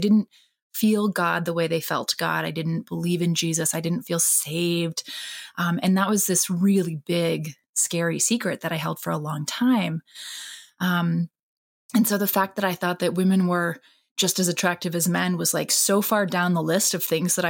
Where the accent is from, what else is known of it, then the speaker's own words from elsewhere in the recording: Japan; My parents are actually Christian missionaries. So wow. I grew up in Japan, steeped in religion.